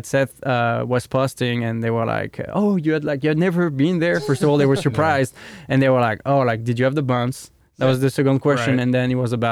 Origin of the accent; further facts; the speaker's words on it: Lozère, Occitania, France; accent: southern French; English is a second language; moved away as an adult; I grew up in France